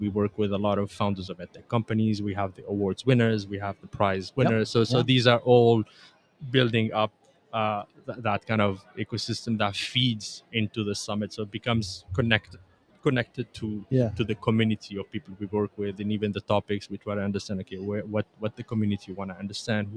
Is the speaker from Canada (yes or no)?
yes; Montreal, Quebec, Canada; also born or lived in Tunisia; I was born in Tunisia. I grew up in Canada, Montreal